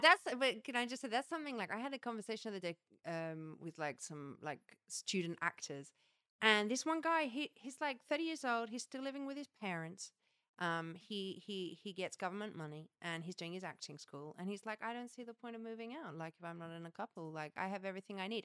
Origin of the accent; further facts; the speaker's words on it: England, United Kingdom; moved away as an adult; now in France; I'm English